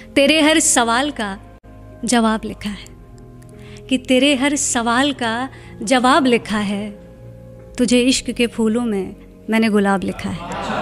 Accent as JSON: {"language": "Hindi", "town": "Lucknow", "region": "Uttar Pradesh", "country": "India", "moved": "as an adult", "said": "मैं लखनऊ से हूँ"}